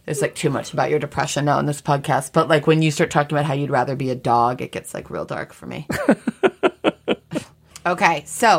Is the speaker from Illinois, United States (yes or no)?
yes; Highland Park, Illinois, United States; I'm from Highland Park, Illinois.